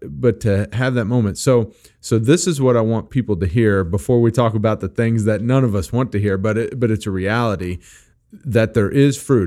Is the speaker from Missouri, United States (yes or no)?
yes; Missouri, United States; I am from Missouri and I don't always even pronounce English words properly